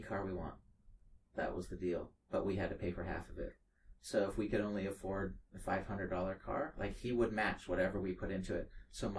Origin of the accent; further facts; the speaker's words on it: Cupertino, California, United States; I'm from Cupertino, California